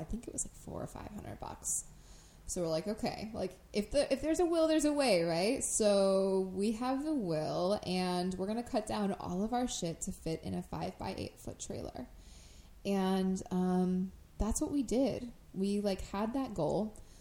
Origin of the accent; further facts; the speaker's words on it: Crystal Lake, Illinois, United States; the town that I grew up in in Crystal Lake